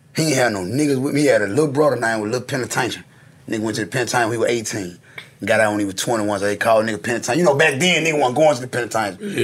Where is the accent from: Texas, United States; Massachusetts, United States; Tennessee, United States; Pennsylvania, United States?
Tennessee, United States; Memphis; East Memphis was like for real, for real. Like I grew up in Walter Simmons